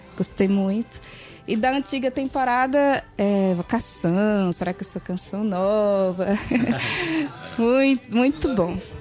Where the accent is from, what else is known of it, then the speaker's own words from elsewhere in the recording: Parnamirim, Rio Grande do Norte, Brazil; sou de Parnamirim, no Rio Grande do Norte